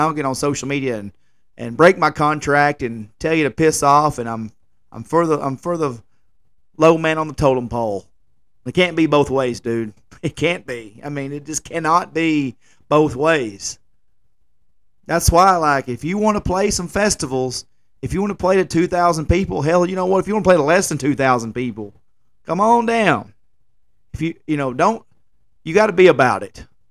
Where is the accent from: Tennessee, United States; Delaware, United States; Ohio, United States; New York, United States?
Tennessee, United States; Jackson County; I'm a nobody from Jackson County, Tennessee